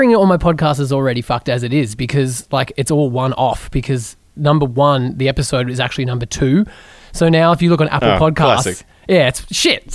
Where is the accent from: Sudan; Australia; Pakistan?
Australia; Geelong, Victoria; I grew up in Geelong